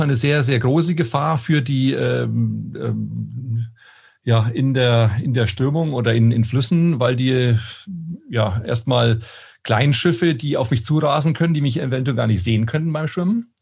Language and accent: German; Münchberg, Bavaria, Germany; moved away as an adult; now in Koblenz, Germany; gebürtig komme ich aus einer kleinen Stadt im Fichtelgebirge in Oberfranken, mhm. aus Münchberg